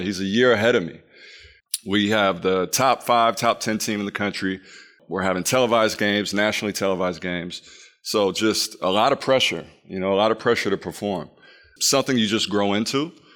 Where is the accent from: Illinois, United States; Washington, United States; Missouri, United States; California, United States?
Illinois, United States; Peoria; growing up in Illinois